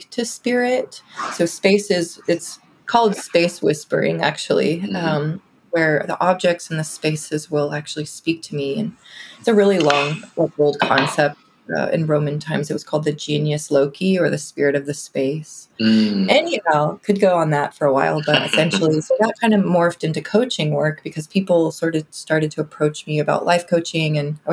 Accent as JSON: {"language": "English", "town": "Houston", "region": "Texas", "country": "United States", "moved": "as an adult", "lives_now": "Austin, United States", "said": "I'm from North Houston originally. Always been in Texas, but I came here for school at UT in 2007, and I've just been here since."}